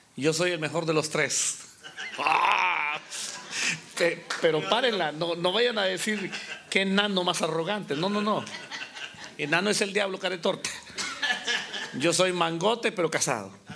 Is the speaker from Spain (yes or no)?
no; Honduras; moved away as an adult; also born or lived in Guatemala / Costa Rica; nací en la República de Honduras